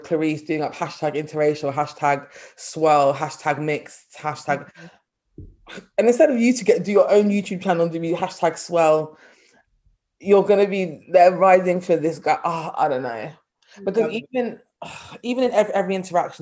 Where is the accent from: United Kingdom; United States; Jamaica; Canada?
United Kingdom; London; also born or lived in Nottingham; I am from North London as well, I'm not posh North London